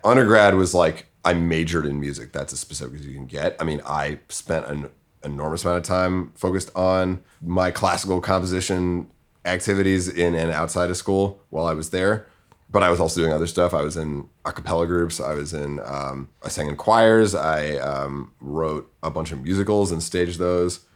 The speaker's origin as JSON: {"language": "English", "town": "Winchester", "region": "Massachusetts", "country": "United States", "said": "I'm from, uh, Winchester, Massachusetts. It's a suburb of Boston"}